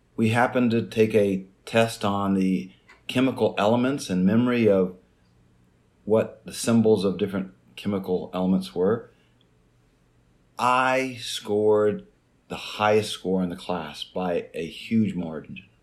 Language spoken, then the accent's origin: English; Jacksonville, Midwest, United States; moved away; also born or lived in an Indian reservation; growing up in Jacksonville, you know, a small farm town in the Midwest